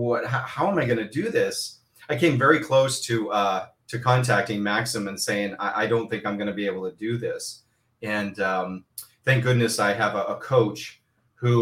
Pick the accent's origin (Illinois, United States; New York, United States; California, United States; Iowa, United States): California, United States; Southern; I grew up here in Southern California